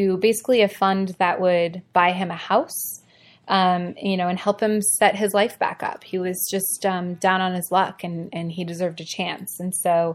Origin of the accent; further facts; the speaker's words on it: Ohio, United States; moved away; I'm originally from Ohio and we say Mario, like the Mario Brothers.